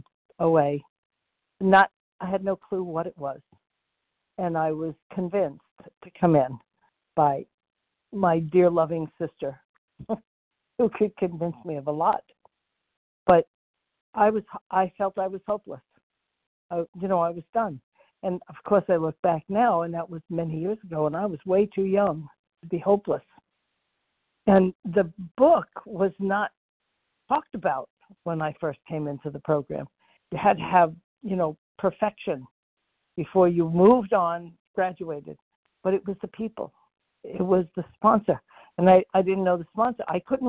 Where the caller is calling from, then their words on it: Florida, United States; Okay, F is in Frank, and I am in Florida.